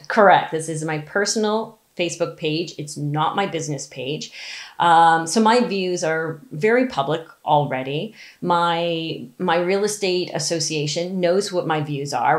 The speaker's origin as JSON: {"language": "English", "region": "Ontario", "country": "Canada", "said": "I'm from Ontario"}